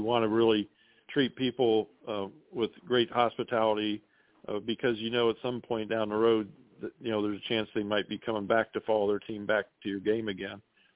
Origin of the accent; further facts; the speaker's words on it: Ohio, United States; I grew up in Ohio